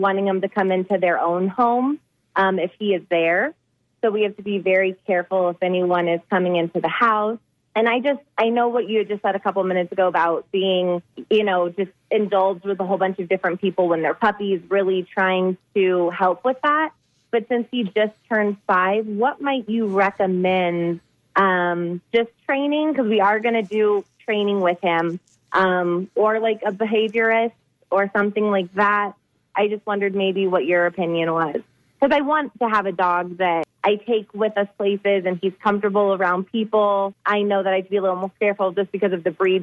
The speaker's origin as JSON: {"language": "English", "town": "Lutz", "region": "Florida", "country": "United States", "moved": "yes", "lives_now": "Arizona, United States", "said": "I'm actually from Lutz, Florida"}